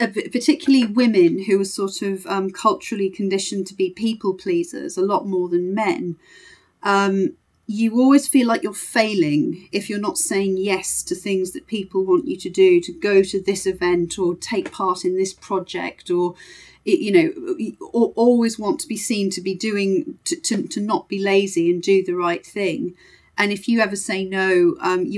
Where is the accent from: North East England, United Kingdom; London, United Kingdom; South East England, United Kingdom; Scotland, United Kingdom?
North East England, United Kingdom; Sunderland; moved away; also born or lived in Leeds / Harrogate / Cobham; I'm originally from Sunderland